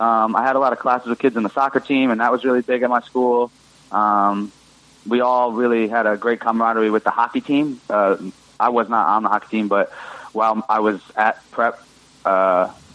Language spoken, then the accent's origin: English; Greenwich, Connecticut, United States; I'm from Greenwich, Connecticut